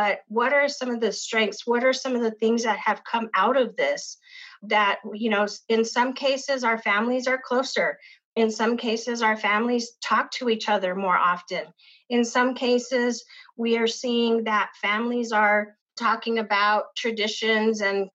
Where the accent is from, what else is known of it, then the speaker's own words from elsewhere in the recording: Pueblo of Isleta, New Mexico, United States; I grew up in the Pueblo of Isleta